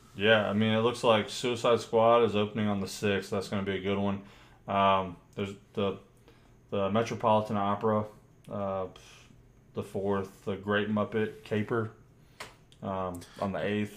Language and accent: English; United States; we're American